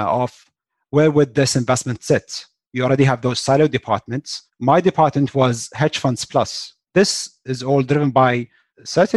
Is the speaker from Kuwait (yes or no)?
yes; Kuwait; also born or lived in West Lafayette, Indiana, United States; born and raised in Kuwait, went to school in West Lafayette, Indiana, at Purdue specifically.